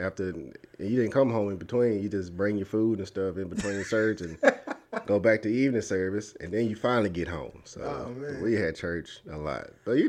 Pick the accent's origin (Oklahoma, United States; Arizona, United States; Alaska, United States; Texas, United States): Texas, United States; DeSoto; I grew up in DeSoto, DeSoto, Texas.